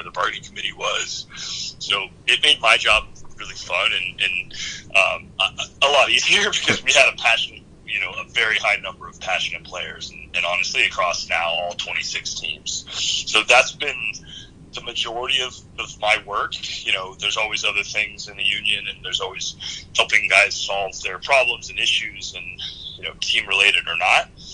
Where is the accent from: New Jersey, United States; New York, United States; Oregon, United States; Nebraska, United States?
Oregon, United States; moved away as an adult; also born or lived in Seattle; growing up in Oregon